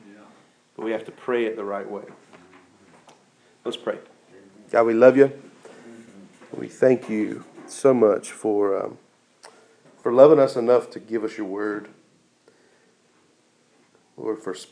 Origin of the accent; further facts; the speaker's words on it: United States; American Christians